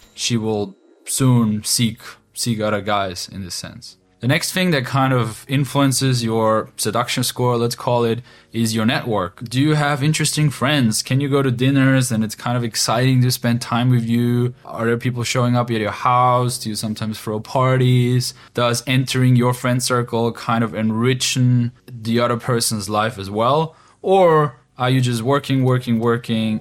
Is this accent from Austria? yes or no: yes; Austria; moved away as an adult; now in Ukraine; growing up in Austria for my whole life and now two years ago moving to the east to Ukraine